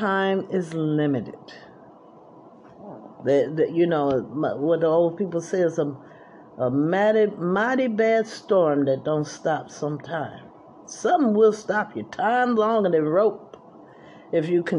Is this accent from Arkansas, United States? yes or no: no; New Jersey, United States; also born or lived in Atlanta, Georgia; I was from New Jersey